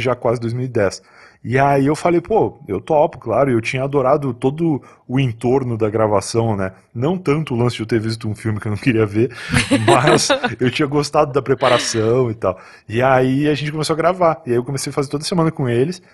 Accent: Rio Grande, Rio Grande do Sul, Brazil; moved away as an adult; also born or lived in Osasco; now in São Paulo, Brazil; em Rio Grande, a cidade que eu nasci, lá no Rio Grande do Sul

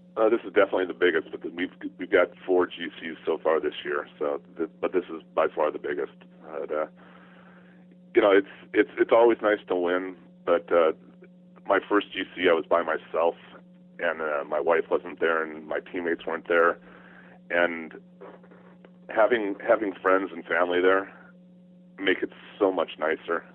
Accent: California, United States; born or raised there; also born or lived in Arizona

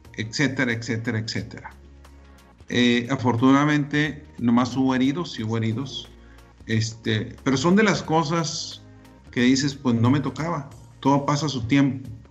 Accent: Delicias, Chihuahua, Mexico; moved away; also born or lived in Monterrey; teníamos un viaje a la famosa ciudad de Delicia, Chihuahua, ¿verdad? Y íbamos a mi tierra

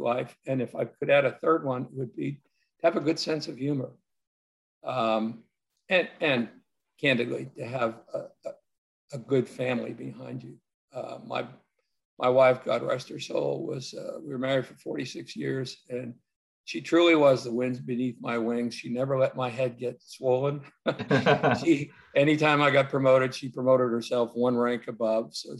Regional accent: Lawrence, Massachusetts, United States; moved away as an adult; my hometown, Lawrence, Massachusetts

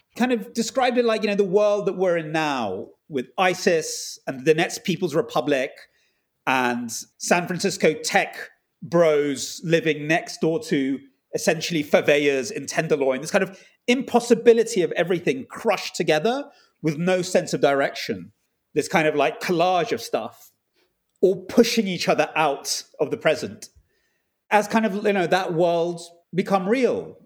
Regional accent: England, United Kingdom; I was brought up in England

